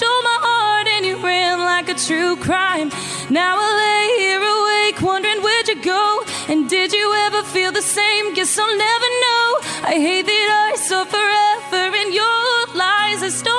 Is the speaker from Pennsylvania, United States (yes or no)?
yes; Pennsylvania, United States; also born or lived in Minnesota; I grew up, I kind of moved around a little bit. We lived in Minnesota for a few years, and then, but we moved to Pennsylvania when I was like 10.